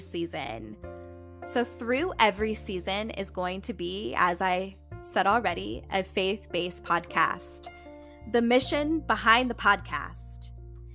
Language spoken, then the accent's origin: English; Indiana, United States; now in Columbus, United States; I'm originally from Indiana. I now currently reside in the Columbus, Ohio area.